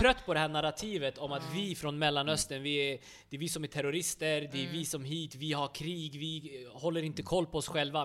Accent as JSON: {"language": "Swedish", "town": "Uppsala", "region": "Uppsala County", "country": "Sweden", "tie": "born or raised there", "said": "jag är född och uppväxt i Sverige, i Uppsala."}